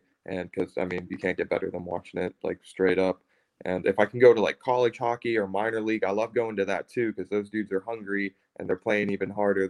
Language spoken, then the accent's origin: English; Pittsburgh, Pennsylvania, United States; you know, we're all from Pittsburgh, so we are, and we watch the games